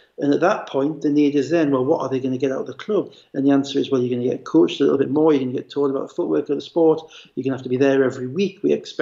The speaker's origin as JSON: {"language": "English", "town": "Gateshead", "region": "North East England", "country": "United Kingdom", "also_born_or_lived": "United States", "said": "a boys club that I used to play for football for in Gateshead"}